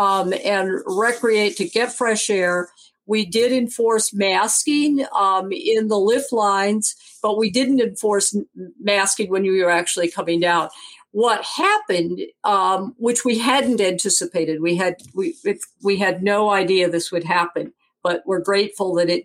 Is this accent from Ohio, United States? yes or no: no; Benzie County, Michigan, United States; moved away as an adult; also born or lived in East Coast (US) / California; I'm originally from Benzie County, which I will say is the smallest landmass county in Michigan